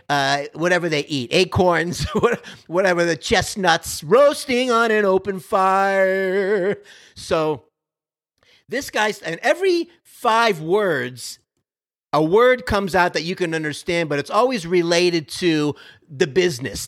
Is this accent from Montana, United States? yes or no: no; Florida, United States; now in Texas, United States; I'm from Florida originally